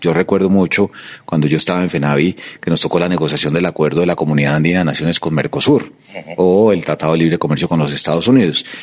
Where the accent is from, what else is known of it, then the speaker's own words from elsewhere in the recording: Colombia; como colombiano